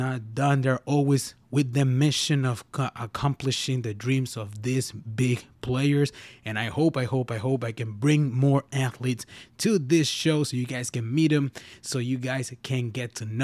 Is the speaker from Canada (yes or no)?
no; Mexico; I'm from Mexico